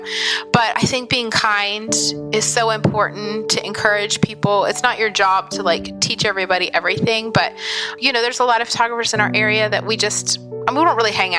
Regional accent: Pennsylvania, United States; moved away as an adult; now in West Virginia, United States; I live in West Virginia. I grew up in Pennsylvania and then went to college in West Virginia

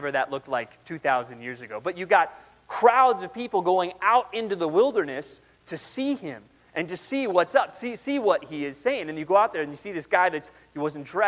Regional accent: San Antonio, Texas, United States; moved away; also born or lived in Southern California; I was born in Southern California, but then spent most of my years growing up in San Antonio, Texas.

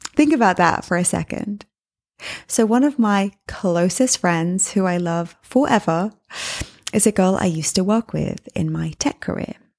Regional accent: England, United Kingdom; also born or lived in New York City; now in Miami, United States; I'm from England

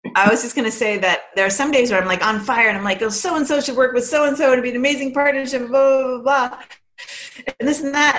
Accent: Andover, Massachusetts, United States; also born or lived in Canada; we moved here, and we lived in Andover, Massachusetts

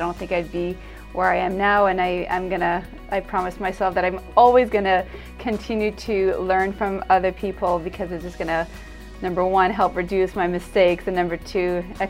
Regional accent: Ontario, Canada; We're from Ontario, you're from Alberta, we're going to the States

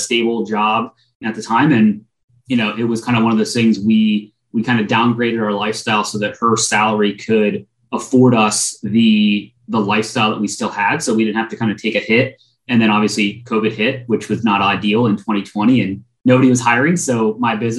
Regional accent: central Pennsylvania, United States; moved away as an adult; also born or lived in Philadelphia, Pennsylvania; now in Austin, United States; I grew up in central PA, very, very small town in central PA, and then moved to Philly in beginning of 2009. Now I'm in Austin, Texas

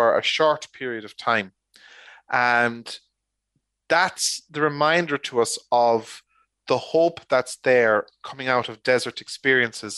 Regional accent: Ireland; as Irish people

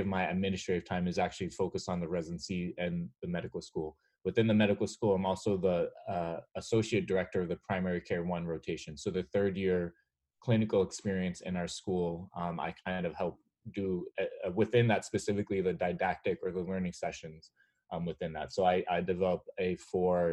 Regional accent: United States; also born or lived in New York area / Western Massachusetts / Montreal, Canada; I grew up in the New York area and then in Western Massachusetts

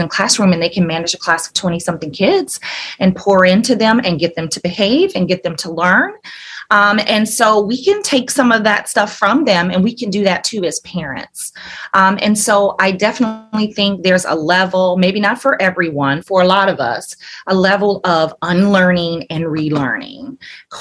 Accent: Alabama, United States; moved away as an adult; also born or lived in Atlanta; I'm from Alabama. And grew up there

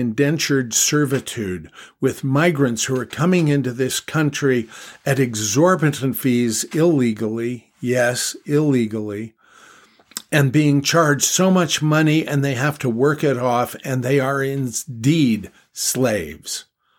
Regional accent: Los Angeles, California, United States; I grew up in Los Angeles, California, and we celebrated American holidays, United States of America holidays.

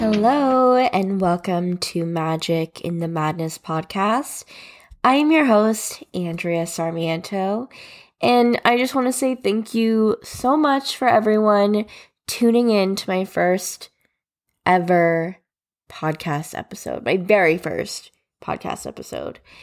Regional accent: New Jersey, United States; I was born and raised in New Jersey

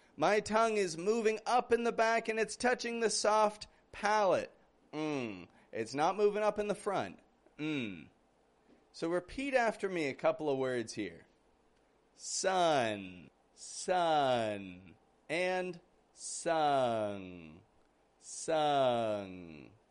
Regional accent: Canada; I'm from Canada

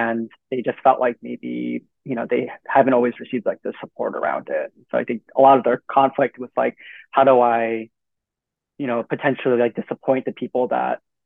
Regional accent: New York City, New York, United States; moved away as an adult; born and raised in Queens

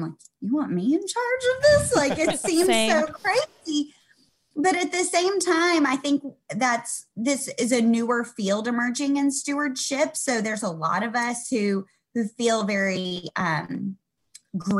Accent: the South, United States; growing up in the South

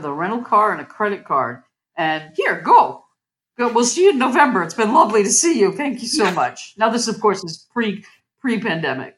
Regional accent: Massachusetts, United States; I grew up in Massachusetts

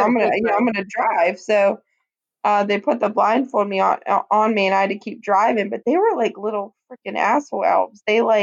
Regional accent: Greensburg, United States; moved away as an adult; downtown Greensburg, which, guys, is about 10 hours north of me. That's my hometown where I no longer live.

